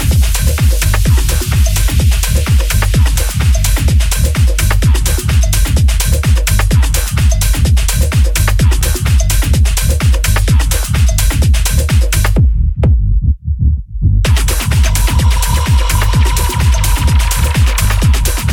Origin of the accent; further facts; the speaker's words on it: London, United Kingdom; moved away as an adult; now in Kent, United Kingdom; my hometown forever, London